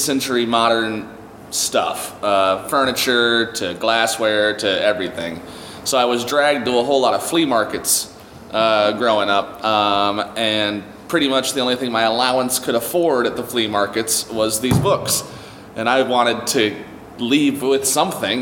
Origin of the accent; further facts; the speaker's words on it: Missouri, United States; I grew up in Missouri